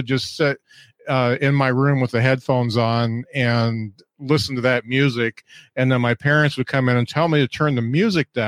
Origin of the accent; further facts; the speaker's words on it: the Midwest, Indiana, United States; I grew up here in the Midwest. I'm in Indiana, and we're close to Notre Dame.